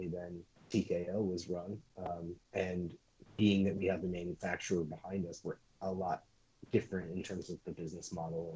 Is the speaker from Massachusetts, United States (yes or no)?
yes; Boston, Massachusetts, United States; also born or lived in San Diego; now in San Francisco, United States; I grew up in Boston and then lived in San Diego for a while